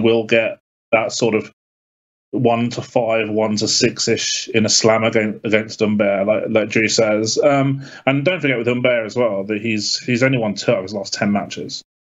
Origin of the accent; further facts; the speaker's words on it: United Kingdom; being British